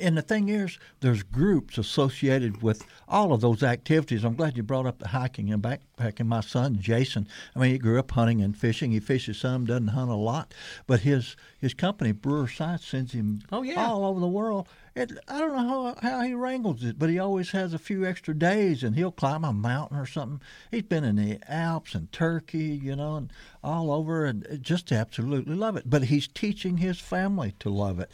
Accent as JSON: {"language": "English", "region": "Missouri Bootheel", "country": "United States", "tie": "born or raised there", "said": "I grew up just hey, 250 miles from here down in the swamp to the Boot Hill"}